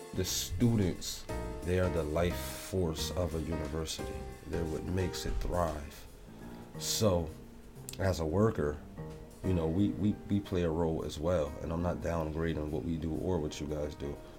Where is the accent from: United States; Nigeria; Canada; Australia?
United States; New Haven, Connecticut; growing up in New Haven